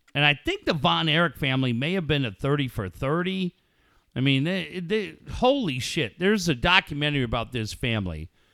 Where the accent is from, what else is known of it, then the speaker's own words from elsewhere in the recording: Encinitas, California, United States; I am from Encinitas